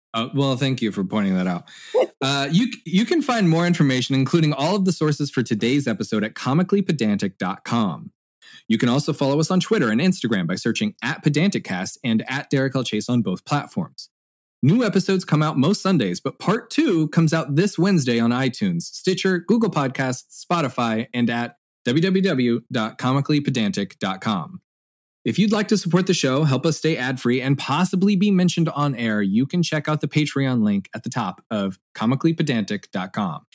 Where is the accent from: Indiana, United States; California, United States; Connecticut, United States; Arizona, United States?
Indiana, United States; my home state of Indiana